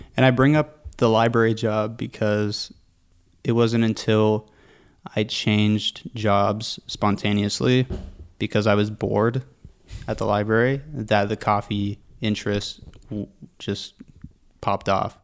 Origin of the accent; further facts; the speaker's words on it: Pickering, Ontario, Canada; also born or lived in Whitby, Ontario; Lived in Durham region my whole life